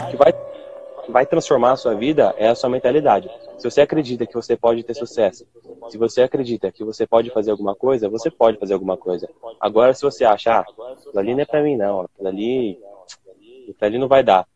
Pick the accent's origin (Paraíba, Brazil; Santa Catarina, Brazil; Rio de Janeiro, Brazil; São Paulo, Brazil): São Paulo, Brazil; sou aqui de São Paulo, tenho dezenove anos